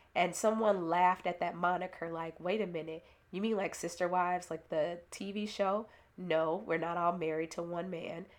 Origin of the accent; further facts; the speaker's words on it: Chicago, Illinois, United States; I was born in Inglewood, i-, in Chicago. My village consisted of Bass School